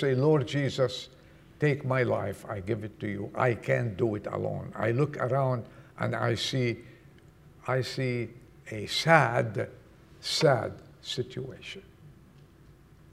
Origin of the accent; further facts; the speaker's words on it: Lebanon; moved away; I was born in Lebanon